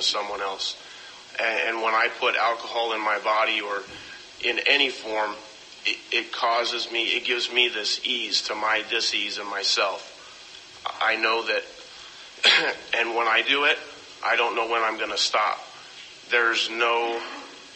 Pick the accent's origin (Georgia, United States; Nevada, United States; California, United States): Nevada, United States; Las Vegas; now in Oceanside, United States; I grew up in Las Vegas